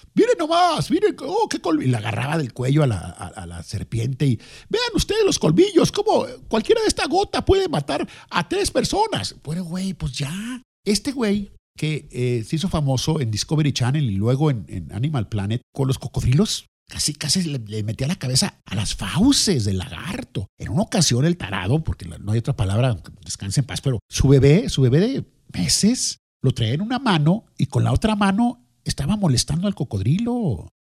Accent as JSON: {"language": "Spanish", "country": "Mexico"}